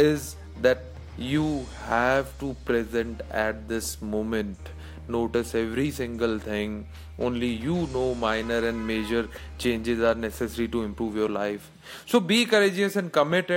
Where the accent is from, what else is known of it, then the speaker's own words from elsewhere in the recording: India; I'm from India